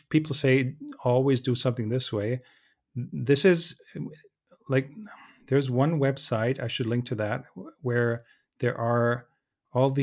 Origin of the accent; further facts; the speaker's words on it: Germany